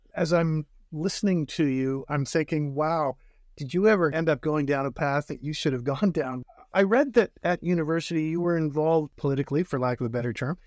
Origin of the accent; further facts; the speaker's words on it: North Bay, Ontario, Canada; I had a father who was an English teacher and a vice principal in my hometown of North Bay